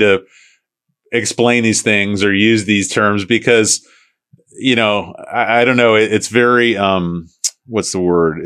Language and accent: English; St. Petersburg, Florida, United States; I'm from St. Pete originally